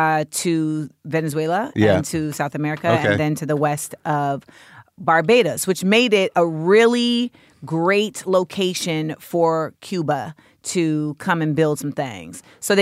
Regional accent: Grenada; I have everyone knows I'm from Grenada.

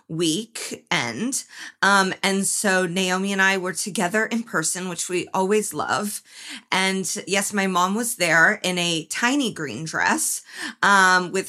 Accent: New York City, New York, United States; It's also hilarious to brag about mob connections to a woman born and raised in New York City.

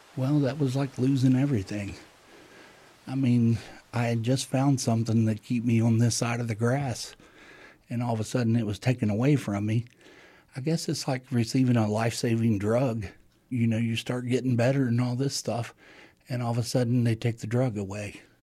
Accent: Ovapa, West Virginia, United States; I hail from West Virginia in the United States in a little community called Ovapa

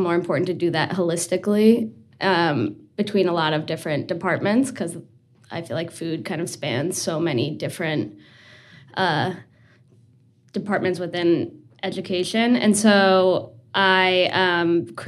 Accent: New Jersey, United States; moved away as an adult; also born or lived in Colorado / Vermont; now in Burlington, United States; I'm originally from New Jersey

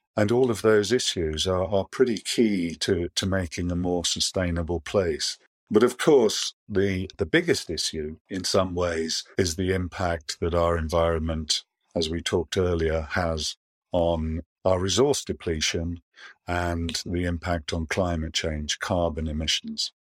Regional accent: Yorkshire and the Humber, United Kingdom; moved away; also born or lived in Germany / Amersham; I grew up in Yorkshire

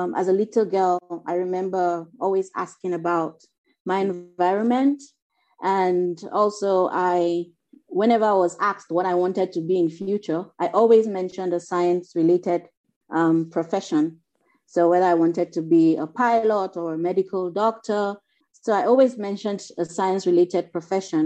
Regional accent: Nigeria; from Nigeria

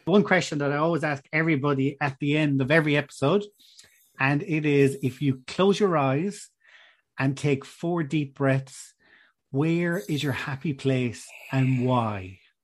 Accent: Ireland

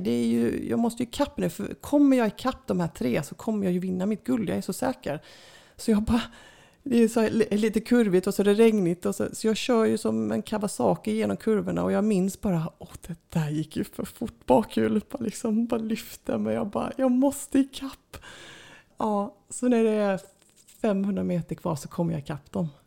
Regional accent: Sweden; jag kommer från Sverige

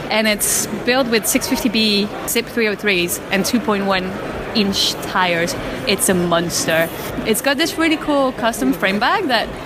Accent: Belgium; I come from Belgium and I make Mercury bikes

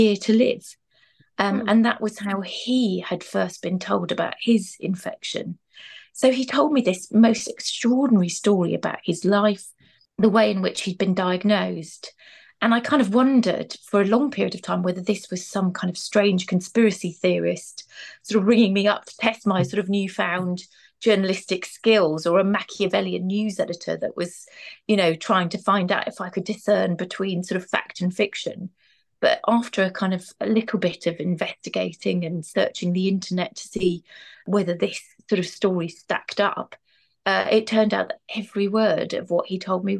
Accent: Birmingham, West Midlands, United Kingdom; moved away; also born or lived in Cardiff; back to my hometown in Birmingham to start my career on the local paper

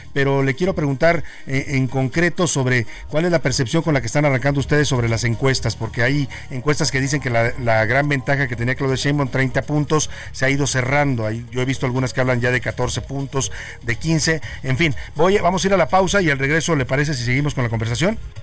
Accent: Mexico

